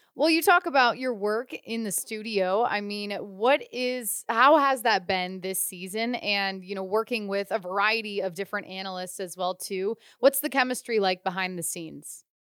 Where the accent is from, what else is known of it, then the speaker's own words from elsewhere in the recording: Ohio, United States; now in California, United States; I'm from Ohio. I grew up in the Midwest